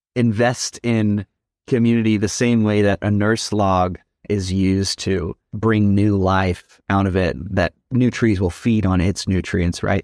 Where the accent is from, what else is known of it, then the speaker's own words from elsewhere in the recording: Dallas, Texas, United States; now in Seattle, United States; I grew up in Dallas, Texas